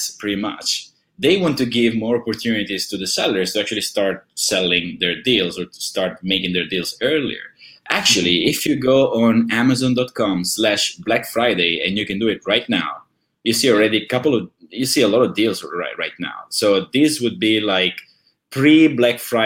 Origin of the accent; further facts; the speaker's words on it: Italy; when I was young, I'm from Italy